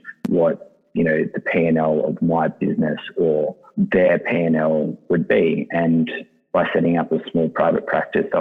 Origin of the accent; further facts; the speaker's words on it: Sydney, New South Wales, Australia; the Lugano is the suburb that I grew up in Sydney